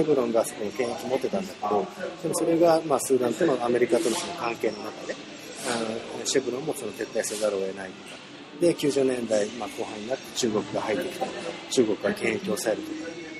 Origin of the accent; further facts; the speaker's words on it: Japan; 少なくとも十分日本で生まれ育った人間だし